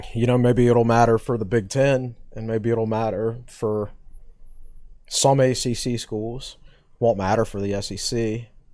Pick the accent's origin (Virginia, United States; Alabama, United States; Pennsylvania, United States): Virginia, United States; Danville; moved away; I'm from Danville, Virginia originally